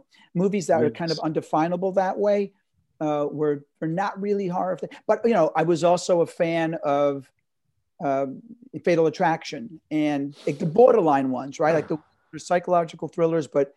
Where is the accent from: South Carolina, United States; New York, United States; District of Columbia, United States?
New York, United States; I grew up at 92nd Street on the West Side, Broadway in New York